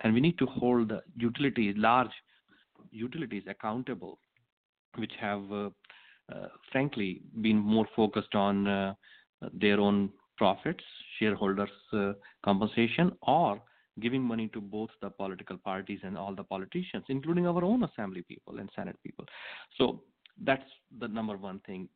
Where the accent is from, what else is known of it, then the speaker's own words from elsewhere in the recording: India; moved away as an adult; also born or lived in Manhattan, New York; now in Shasta County, United States; I was born in India, and uh, 24 years ago, I moved to United States